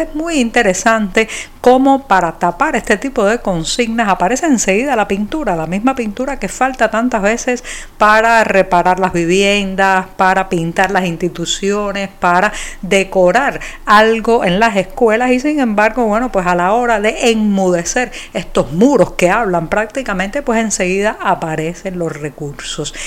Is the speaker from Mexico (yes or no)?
no; Cuba